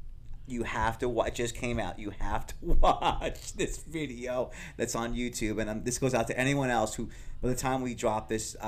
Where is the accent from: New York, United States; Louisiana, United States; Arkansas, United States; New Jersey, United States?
New York, United States; Patchogue; it wasn't far from where I grew up, Bayshore. I'm from Patchogue.